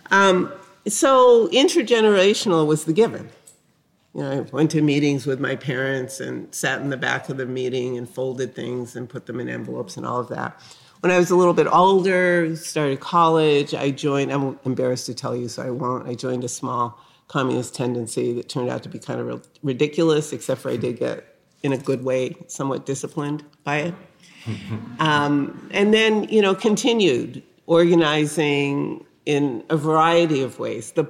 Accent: New Haven, Connecticut, United States; I grew up in the North. I grew up in New Haven, Connecticut, a uh, working class uh, neighborhood in a town, you know, dominated by two things: Yale University and also the Winchester Repeating

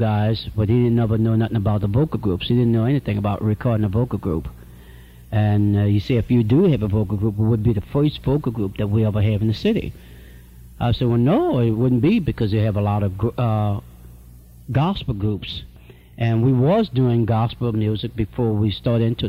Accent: New Orleans, Louisiana, United States; I was born here in New Orleans and raised up in New Orleans, across the river in Algiers, which is the west bank of New Orleans

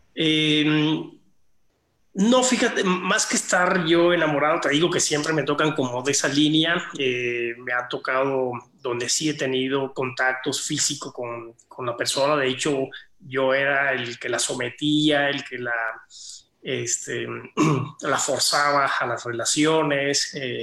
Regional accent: Cuba; moved away; el lugar de origen donde yo nací, que es Cuba

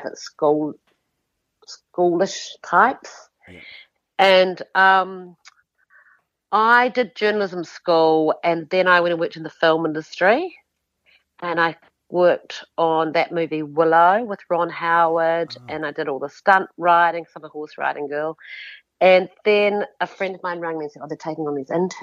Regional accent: Queenstown, Otago, New Zealand; I came from Queenstown and I was a horse riding girl

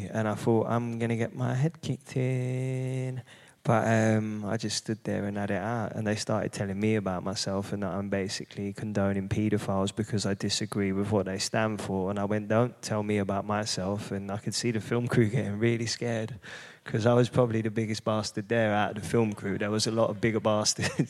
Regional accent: London, United Kingdom; I grew up in Hackney

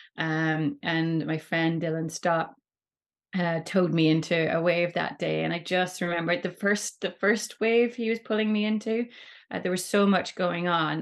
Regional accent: Rossnowlagh, Ulster, Ireland; we grew up in Rusnawdda, myself and my sister, uh, so it's a really great beach in Donegal

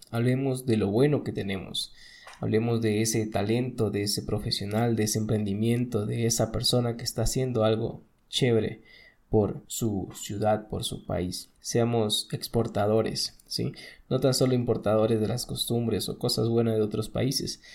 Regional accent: Ecuador; nosotros como ecuatorianos

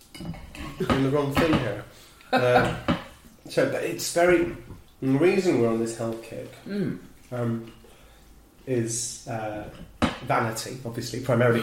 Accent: London, United Kingdom; I grew up in Dulwich, went to school there

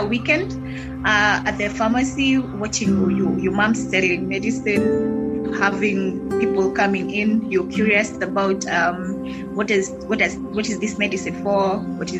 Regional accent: Kiambu, Kiambu County, Kenya; I was born in Kiambu. I was also raised in Kiambu.

